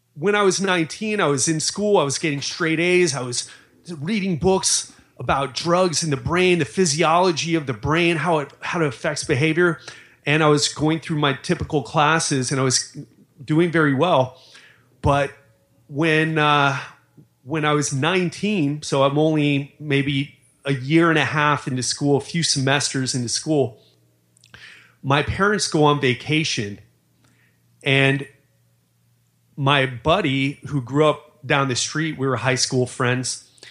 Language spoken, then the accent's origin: English; Miami, Florida, United States; I grew up in Miami